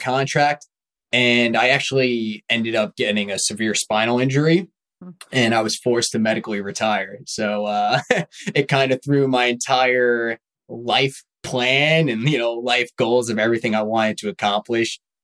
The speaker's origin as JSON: {"language": "English", "area": "Long Island", "region": "New York", "country": "United States", "tie": "born or raised there", "also_born_or_lived": "Charleston, South Carolina", "moved": "as an adult", "said": "I'm originally from Long Island, New York. You know, first 18 years of my life, I was a typical Long Island kid"}